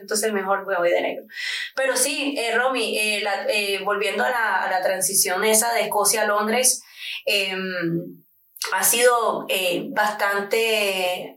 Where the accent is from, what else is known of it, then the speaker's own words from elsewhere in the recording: Barranquilla, Atlántico, Colombia; moved away as an adult; also born or lived in New York, United States / Edinburgh, Scotland / Cowdenbeath, Scotland; now in London, United Kingdom; Yo me crié en Nueva York hasta que tenía 12 años de edad y me vine a vivir con mi padre a Colombia.